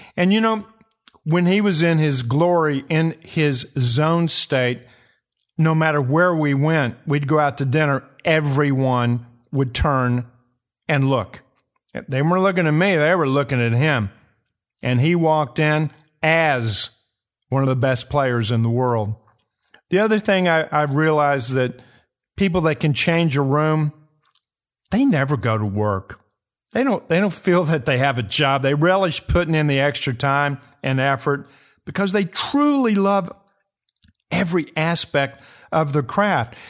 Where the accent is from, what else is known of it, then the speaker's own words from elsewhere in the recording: Kentucky, United States; my home state, Kentucky